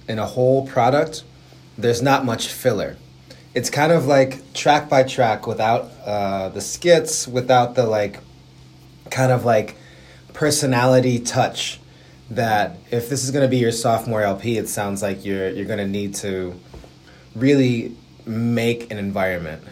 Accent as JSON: {"language": "English", "town": "Buffalo", "region": "New York", "country": "United States", "said": "I'm from Buffalo, New York"}